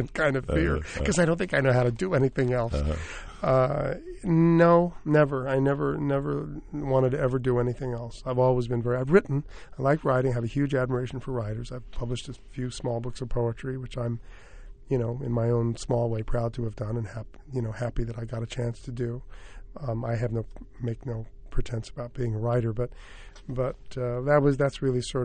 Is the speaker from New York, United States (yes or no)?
yes; New York, United States; I was raised in New York in the theater